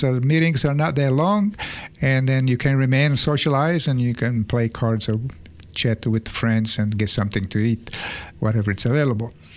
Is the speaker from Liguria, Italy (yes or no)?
no; Sicily, Italy; moved away; I'm from Sicily, and we all speak different dialects